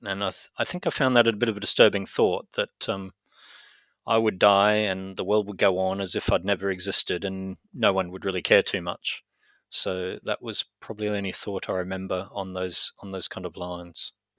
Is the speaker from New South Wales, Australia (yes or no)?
no; Brisbane, Queensland, Australia; moved away as an adult; also born or lived in United Kingdom / United States; I was born in Brisbane, in Australia, and mainly grew up in Australia